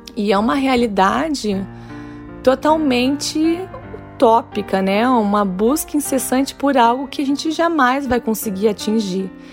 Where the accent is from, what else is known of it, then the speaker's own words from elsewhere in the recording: Santa Maria, Rio Grande do Sul, Brazil; moved away as an adult; now in Rio de Janeiro, Brazil; no interior do Rio Grande do Sul, Santa Maria, que é minha cidade natal.